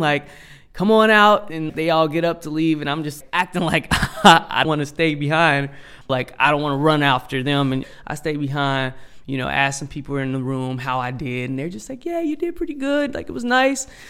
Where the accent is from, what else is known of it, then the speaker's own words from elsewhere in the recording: Cincinnati, Ohio, United States; growing up in Cincinnati.